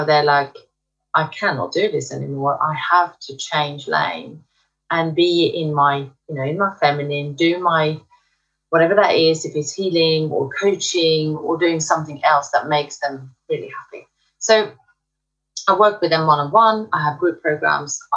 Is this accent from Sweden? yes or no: yes; Sweden; now in United Kingdom; I am actually originally from Sweden. I live in the UK.